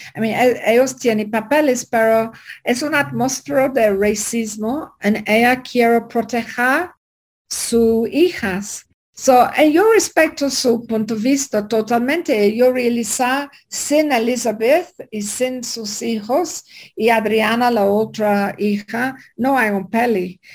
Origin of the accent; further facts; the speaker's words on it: England, United Kingdom; Spanish is a second language; also born or lived in Ireland; now in Mexico; Yo soy inglesa, pero vive una larga parte de mi vida allá